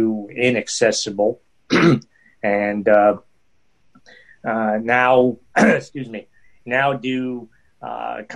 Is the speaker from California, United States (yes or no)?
no; a small town north of Albany, New York, United States; now in Albany, United States; I grew up in a small town north of here and moved here after getting married.